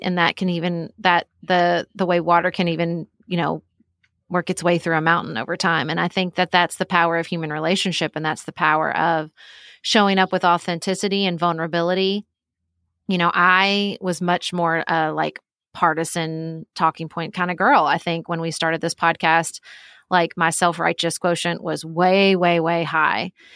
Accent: Paducah, Kentucky, United States; moved away as an adult; also born or lived in Washington, D.C.; I live in my hometown of Paducah, Kentucky

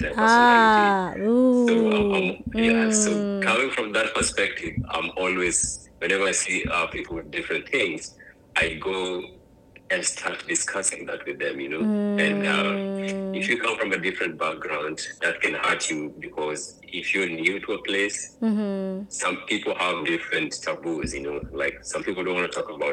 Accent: Kenya; also born or lived in Phoenix, Arizona; now in Jacksonville, United States; growing up in Kenya

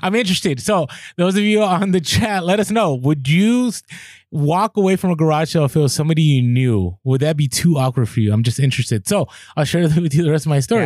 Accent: Bay Area, California, United States; I grew up in the Bay Area.

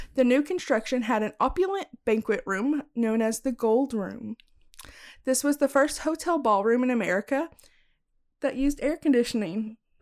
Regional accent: Bonham, Texas, United States; moved away; where I grew up in Bonham, you had to be a part of like a diners club

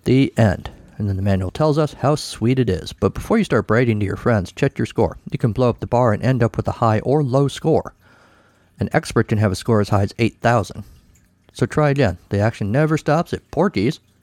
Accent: United States; I was an American teenage boy

